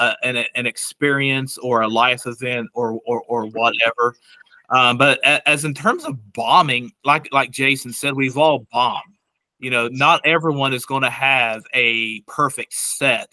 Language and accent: English; Ironton, Ohio, United States; I'm originally from Ironton, Ohio.